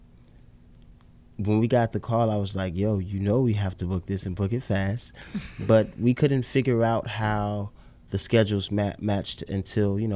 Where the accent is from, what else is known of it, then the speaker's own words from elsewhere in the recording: Chicago, Illinois, United States; being the Chicago kid, I was born on the South Side